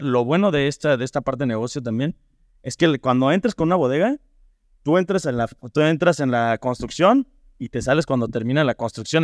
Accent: Irapuato, Guanajuato, Mexico; moved away as an adult; also born or lived in Ajusco / New Zealand; now in León, Mexico; yo soy originario de Irapuato, eh, estudié ya la, la primaria en el colegio Pedro Martínez Vázquez

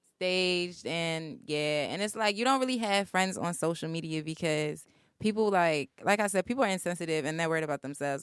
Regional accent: Baltimore, Maryland, United States; moved away as an adult; I'm from Baltimore

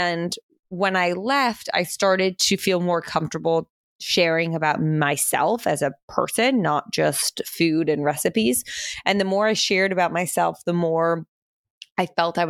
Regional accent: Princeton, New Jersey, United States; moved away as an adult; also born or lived in Manhattan, New York / Pennsylvania; now in New York, United States; We moved from New York to New Jersey when I was, I think, like three, in between three and four, and moved to Princeton, New Jersey, which is where I spent my entire childhood

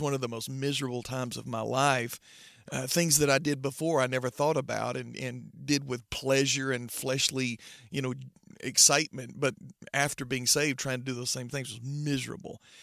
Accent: Trenton, Georgia, United States; I grew up in Trenton, Georgia, so I've been raised in church all my life.

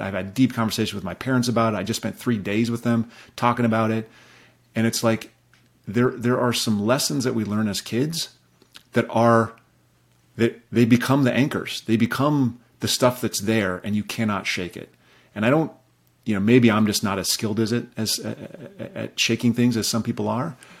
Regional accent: Rapid City, South Dakota, United States; I grew up in Rapid City, South Dakota

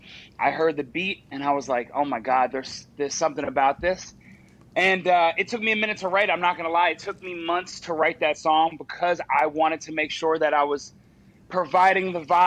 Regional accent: Charleston, West Virginia, United States; also born or lived in Morgantown, West Virginia; I grew up in Charleston, West Virginia. So Morgantown was obviously a natural progression.

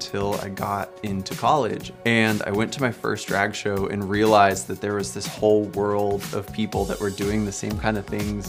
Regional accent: Aurora, Colorado, United States; I'm originally from Aurora, Colorado. Growing up queer in Colorado

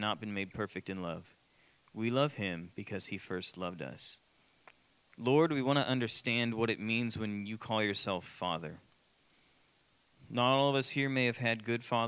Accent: Austin, Texas, United States; I grew up in Austin.

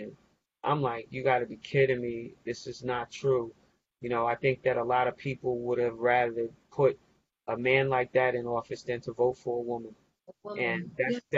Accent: United States

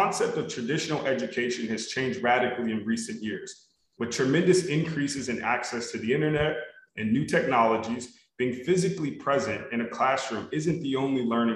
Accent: Los Angeles, California, United States; born or raised there

